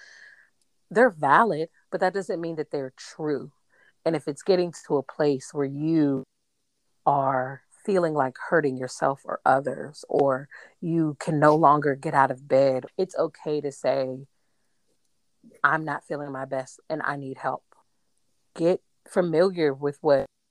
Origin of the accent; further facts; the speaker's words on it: United States; I'm an American, so I'm from America